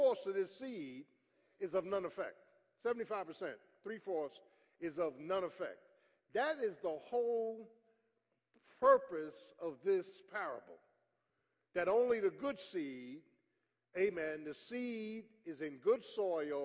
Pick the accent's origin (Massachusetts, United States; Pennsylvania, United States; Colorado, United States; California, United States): Pennsylvania, United States; Philadelphia; moved away; I'm from Philly